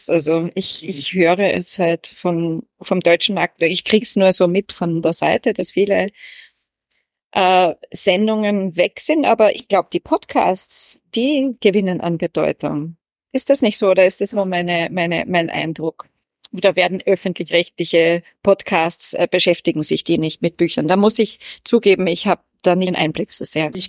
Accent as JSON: {"language": "German", "country": "Austria", "second_language": "German", "said": "bin Österreicherin Schrägstrich. Iren"}